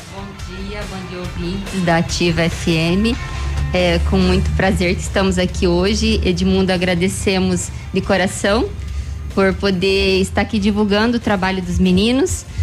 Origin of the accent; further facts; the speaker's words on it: Sorriso, Mato Grosso, Brazil; somos de Sorriso, Mato Grosso.